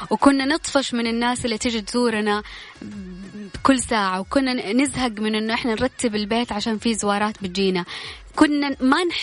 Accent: Sudan; now in Jeddah, Saudi Arabia; أنا من السودان بس ساكن جدة

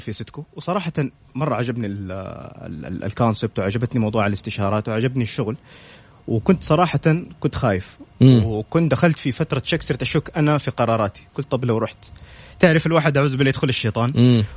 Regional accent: Saudi Arabia; كلنا كسعوديين

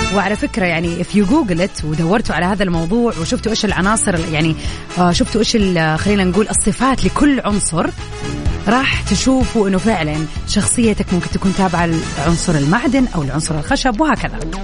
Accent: Saudi Arabia; عندنا في السعوديه

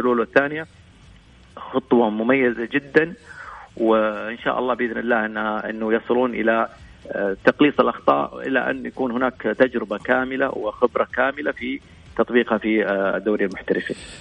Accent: Saudi Arabia; احنا كسعوديين

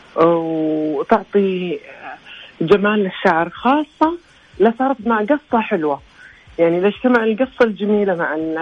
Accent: Saudi Arabia; عندنا في السعوديه

